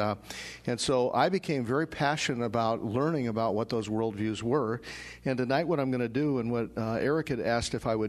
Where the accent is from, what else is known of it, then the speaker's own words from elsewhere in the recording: Denver, Colorado, United States; moved away as an adult; also born or lived in Sioux Falls, South Dakota; I grew up in Denver. I was born and raised in Denver, and then I left Denver and went to college.